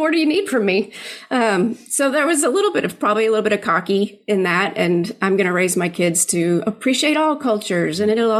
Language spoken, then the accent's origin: English; Philippines; now in United States; I grew up in the Philippines, my parents were missionaries there. So I have very kind of a different worldview than just kind of living in Texas my whole life.